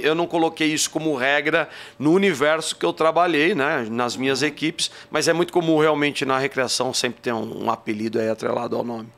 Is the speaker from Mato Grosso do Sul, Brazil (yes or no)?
no; Barra Bonita, São Paulo, Brazil; accent: interior paulista (caipira r); Vocês vão ver pelo sotaque, de vez em quando soltam uns porta-porteira, porque eu sou do interior de São Paulo, sou de uma cidadezinha chamada Barra Bonita.